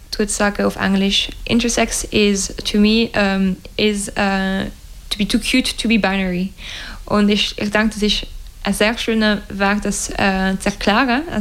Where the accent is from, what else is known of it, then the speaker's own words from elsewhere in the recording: Romandy, Switzerland; German is a second language; Also bis jetzt sind wir eher in der Weltschweiz, weil das ist also das hörst du auch von meinem Akzent, äh, meine Muttersprache und die Muttersprache von jedem äh, Mitglied in der Organisation bis jetzt.